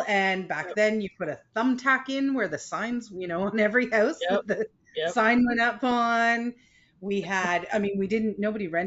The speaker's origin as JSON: {"language": "English", "town": "Toronto", "region": "Ontario", "country": "Canada", "tie": "born or raised there", "said": "I grew up in Scarborough in the 1970s"}